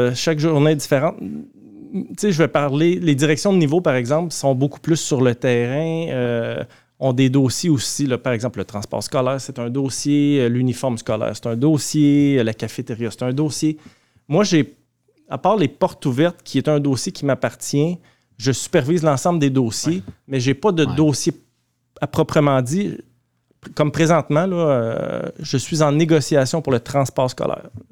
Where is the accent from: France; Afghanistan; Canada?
Canada; Mascouche, Quebec; J'étais même enfant de cœur, je vous dirais, oh, euh, l'église paroissiale de chez nous à Mascouche. Quand j'étais jeune